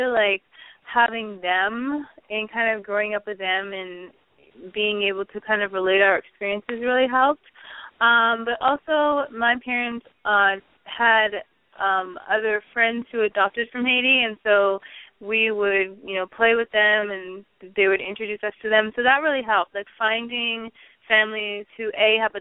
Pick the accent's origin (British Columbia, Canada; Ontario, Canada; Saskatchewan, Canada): British Columbia, Canada; Vancouver; I grew up in Vancouver, Canada, a little town outside of that area